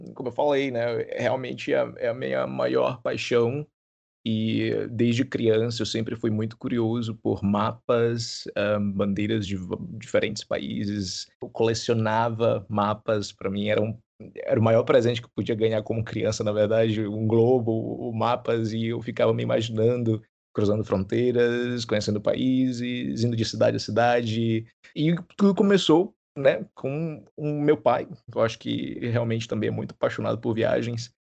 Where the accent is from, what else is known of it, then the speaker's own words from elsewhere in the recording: Parauapebas, Pará, Brazil; eu sou do Pará. Eu nasci no interior do Pará, bem no sul